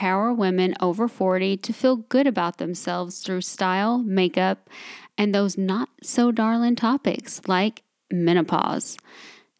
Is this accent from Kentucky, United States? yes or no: yes; Kentucky, United States; accent: country, southern; I'm from Kentucky